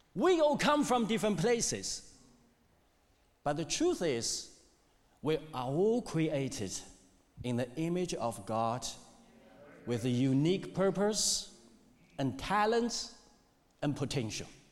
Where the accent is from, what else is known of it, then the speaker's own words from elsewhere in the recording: China; English is a second language; moved away as an adult; also born or lived in Hamilton, New Zealand; now in New Zealand; I came to New Zealand in 2002, 21 years ago. I'm from China